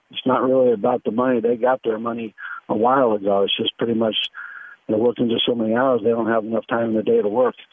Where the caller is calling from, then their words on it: Sarasota, Florida, United States; from Sarasota.